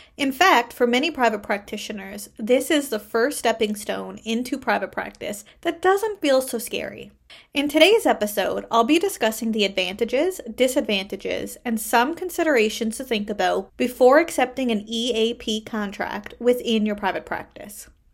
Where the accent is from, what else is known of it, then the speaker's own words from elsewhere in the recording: Canada; I am a Canadian social worker